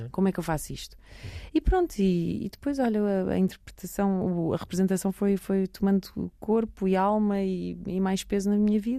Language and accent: Portuguese; Belgium; born or raised there; moved away as an adult; now in Lisbon, Portugal